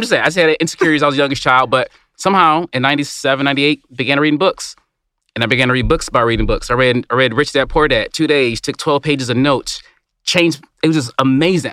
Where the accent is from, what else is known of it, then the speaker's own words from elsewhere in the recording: Detroit, Michigan, United States; I grew up in Detroit. I grew up in a Motor City